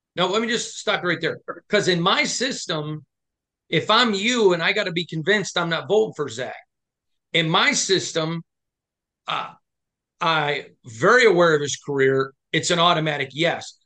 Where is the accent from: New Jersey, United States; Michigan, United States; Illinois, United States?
Michigan, United States; I'm from Michigan